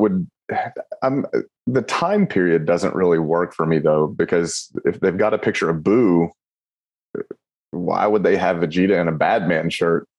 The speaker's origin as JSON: {"language": "English", "region": "Kentucky", "country": "United States", "said": "I'm from Kentucky"}